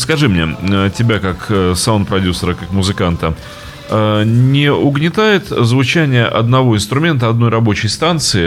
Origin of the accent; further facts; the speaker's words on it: Saint Petersburg, Russia; я же петербуржец